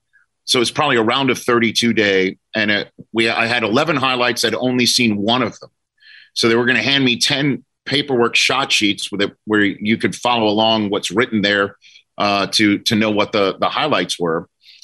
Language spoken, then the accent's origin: English; New York City, New York, United States; because I'm from New York City and they lived in New Jersey and my brother was in Southern California.